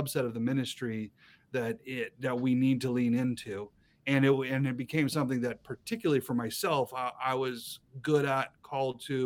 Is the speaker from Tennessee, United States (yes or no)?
no; Boise, Idaho, United States; moved away as an adult; now in Moscow, United States; I grew up in Southern Idaho in Boise. Born, raised in Boise